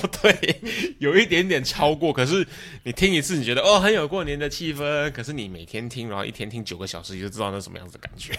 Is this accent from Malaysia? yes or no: yes; Malaysia; moved away; also born or lived in Taiwan / Singapore; 我过年基本上都是在马来西亚过。啊。啊，如果朋友还不知道的话，我自己本身是台湾人，然后，呃，可是我在马来西亚长大